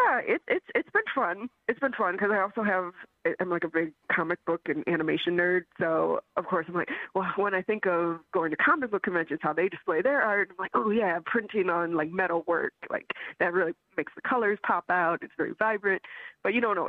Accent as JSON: {"language": "English", "region": "Michigan", "country": "United States", "moved": "as an adult", "lives_now": "Chicago, United States", "said": "I came to the city for animation. I'm from Michigan"}